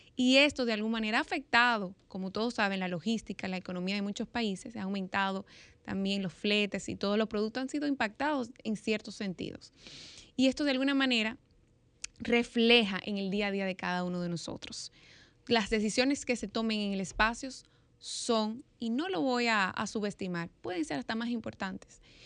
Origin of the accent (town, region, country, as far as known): Dominican Republic